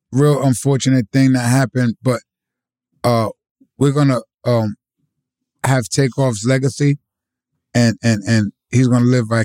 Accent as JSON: {"language": "English", "town": "New York City", "region": "New York", "country": "United States", "said": "I come from the South Bronx. I come from Forest Projects. Right. I come from poverty."}